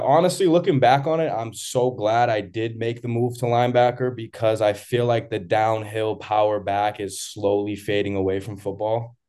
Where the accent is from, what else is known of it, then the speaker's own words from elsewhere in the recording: Malden, Massachusetts, United States; growing up in Malden, just being in the city